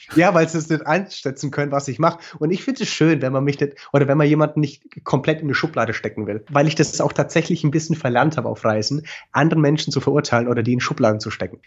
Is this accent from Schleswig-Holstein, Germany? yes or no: no; Franconia, Bavaria, Germany; accent: Franconian; meinen fränkischen Akzent